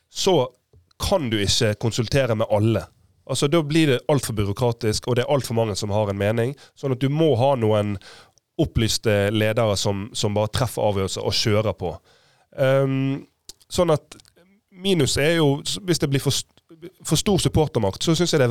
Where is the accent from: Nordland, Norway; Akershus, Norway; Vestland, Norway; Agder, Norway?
Vestland, Norway; Bergen; Nå er jeg bergenser